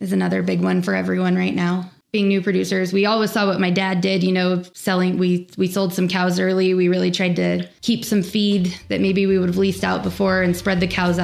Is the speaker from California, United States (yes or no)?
yes; Sierra Valley, California, United States; born or raised there